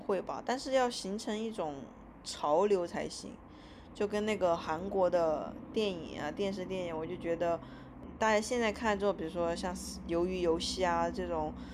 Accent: China; first language Chinese; moved away as an adult; also born or lived in United States; now in Australia; 我是一个中国人

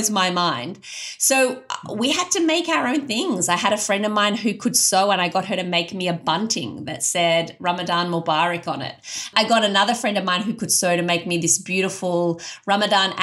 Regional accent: Australia; I was an Australian convert with none of those cultural trappings.

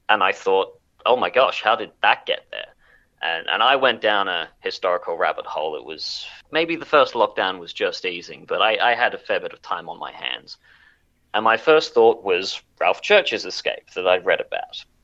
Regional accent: Canberra, Australian Capital Territory, Australia; So, I'm a historian from Canberra.

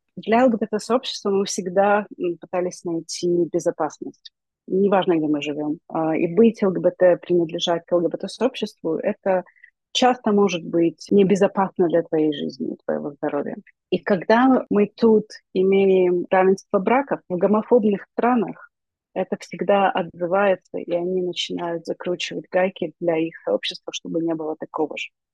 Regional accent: Ukraine; мы из Украины

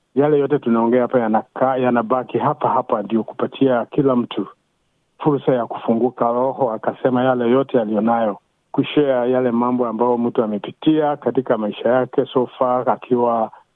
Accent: Kenya; moved away; mimi ni Mkenya

